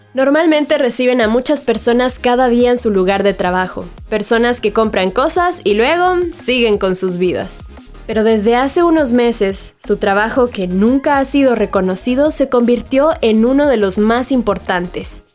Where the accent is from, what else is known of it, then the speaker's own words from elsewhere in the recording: Nebaj, El Quiché, Guatemala; soy de Navaja el Quiché